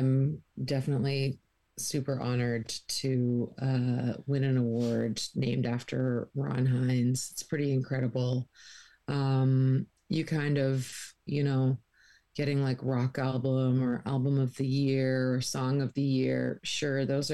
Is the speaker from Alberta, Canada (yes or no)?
no; Peterborough, Ontario, Canada; born or raised there; now in St. John's, Canada